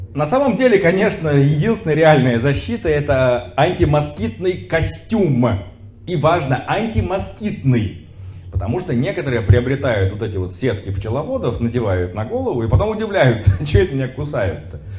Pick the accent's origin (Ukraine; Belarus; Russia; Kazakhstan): Russia; Astrakhan, Astrakhan Oblast; в той же Астрахани, например, откуда я родом